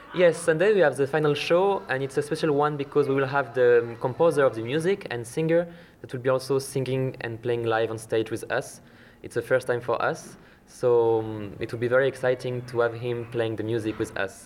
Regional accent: western France, France; English is a second language; moved away as an adult; now in Iceland; in France, uh, in my hometown, in west of France

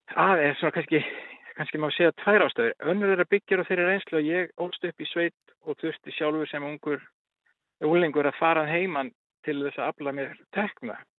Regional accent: Dalir, Western Region, Iceland; ég er hérna úr Dölunum vestar

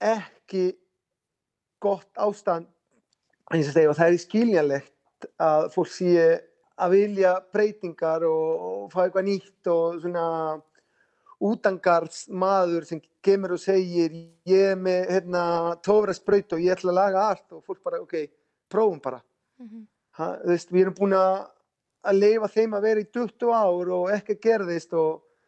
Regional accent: Rosario, Santa Fe, Argentina; Icelandic is a second language; moved away as an adult; now in Iceland; ég er frá Rosario í Argentínu ég fætist í Rosario hef búið þar alla mína æfi þangatil ég kom hingað

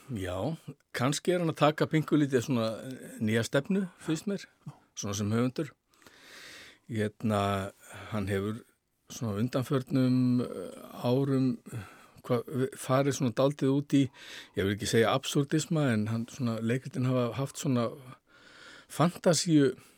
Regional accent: Iceland

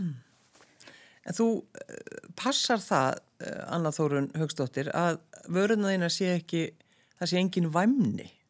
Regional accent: Iceland; við erum frá Íslandi

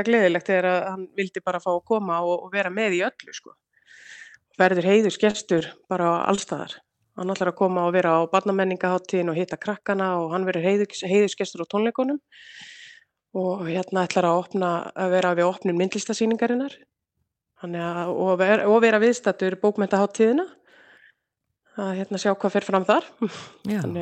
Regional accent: Akureyri, Northeastern Region, Iceland; moved away as an adult; now in Lørenskog, Norway; ég kem frá Akureyri

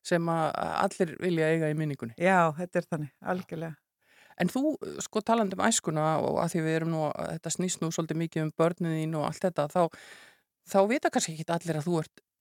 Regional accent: Súðavík, Westfjords, Iceland; now in Reykjavík, Iceland; Ég nú fættir Reykjavík en uppalinn á Súðavík

